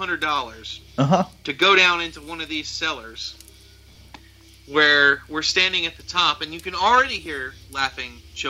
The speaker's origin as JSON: {"language": "English", "region": "the South", "country": "United States", "said": "I'm from the South."}